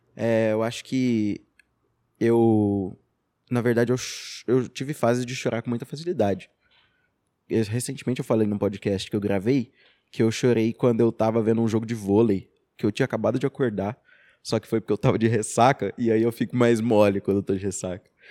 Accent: Araxá, Minas Gerais, Brazil; also born or lived in Rio de Janeiro; eu sou professor de Filosofia e Sociologia, sou de Araxá

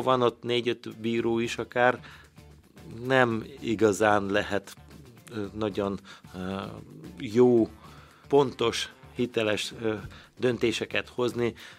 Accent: Szarvas, Békés, Hungary; now in Békéscsaba, Hungary; szarosan nőttem fel

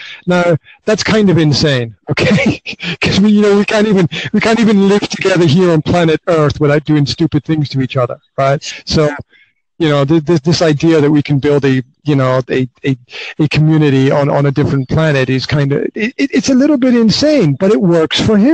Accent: Highlands of Scotland, United Kingdom; now in Banská Bystrica, Slovakia; Originally I'm from the Highlands of Scotland, but right now I am hanging out in Banská Bystrica, which is in central Slovakia

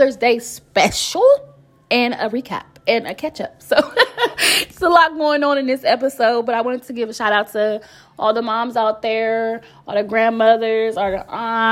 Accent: Columbus, Ohio, United States; I'm from Columbus, Ohio

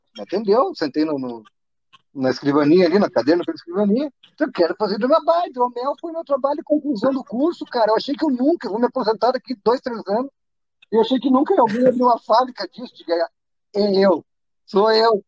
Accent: interior of Rio Grande do Sul, Brazil; also born or lived in Porto Alegre; a minha cidade é no interior, na fronteira do Rio Grande do Sul

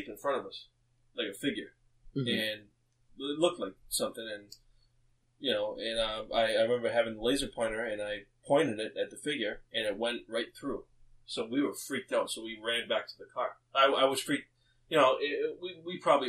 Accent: Massachusetts, United States; I grew up in Massachusetts

